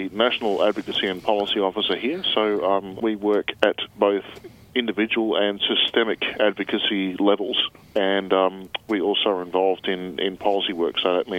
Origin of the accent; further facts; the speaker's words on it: Brisbane, Queensland, Australia; moved away as an adult; now in Melbourne, Australia; I'm from Brisbane originally.